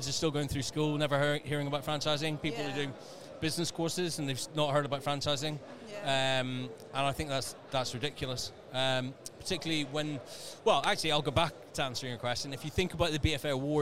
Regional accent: Northern Ireland, United Kingdom; moved away; Little town in Northern Ireland many, many years ago.

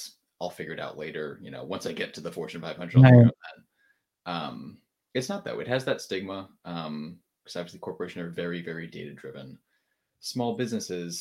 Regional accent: Connecticut, United States; now in Charlotte, United States; I'm from Connecticut, which is not exciting, but I moved down to Charlotte, North Carolina

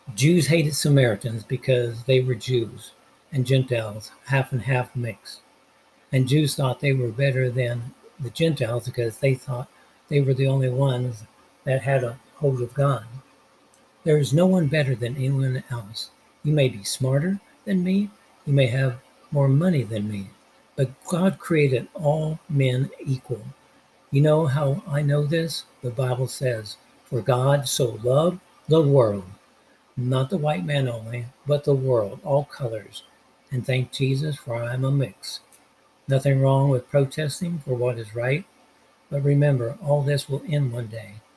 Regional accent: Los Angeles, California, United States; I'm from Los Angeles, the city of angels. When I was 10 years old, me and my grandmother got on the bus in downtown

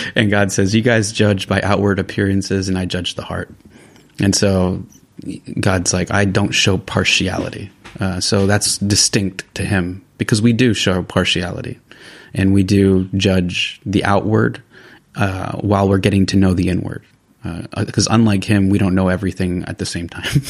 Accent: California, United States; moved away as an adult; now in San Sebastián, Spain; I am originally from the United States, from California.

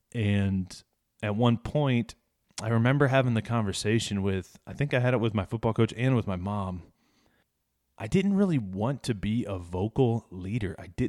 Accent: Ashkum, Illinois, United States; also born or lived in Chicago area / Wyoming / Dumas, Texas; then back to Illinois in a small town with 650 people called Ashcombe, Illinois, and that's where we lived up to Y2K time frame

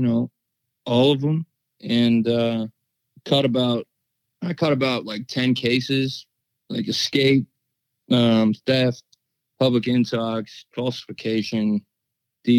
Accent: Ohio, United States; I'm from Ohio

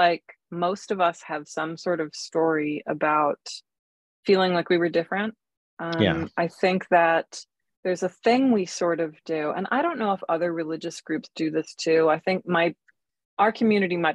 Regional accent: Alexandria, Virginia, United States; moved away as an adult; also born or lived in Washington, D.C. / Germany; now in Raleigh, United States; we came back when I was still in single-digit years and settled in Alexandria, Virginia. So I still went to school in the D.C. area, and that was kind of where I was raised

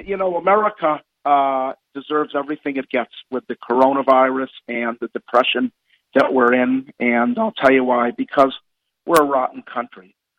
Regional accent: Massachusetts, United States; I came from Massachusetts.

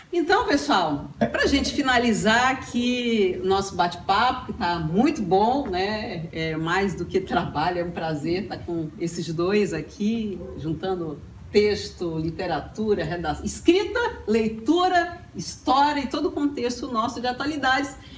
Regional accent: Brasília, Federal District, Brazil; moved away; eu sou de Brasília

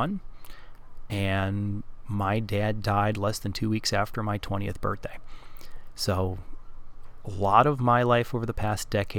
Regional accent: Wisconsin, United States; accent: Wisconsinese; my accent has a little bit of some Wisconsinese in there

